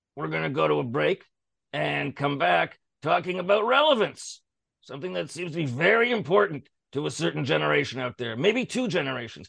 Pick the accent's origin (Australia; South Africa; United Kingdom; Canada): Canada